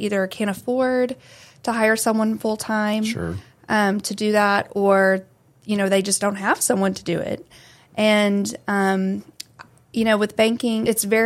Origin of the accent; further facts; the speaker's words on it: Midland, Texas, United States; also born or lived in Fayetteville, Arkansas; I'm from Midland. I grew up here.